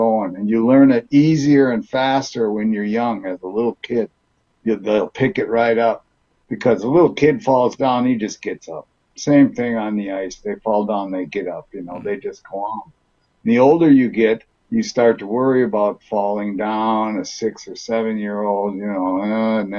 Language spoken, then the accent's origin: English; Duluth, Minnesota, United States; also born or lived in California; I was born out in California. We moved to Minnesota when I was three, and Duluth, Minnesota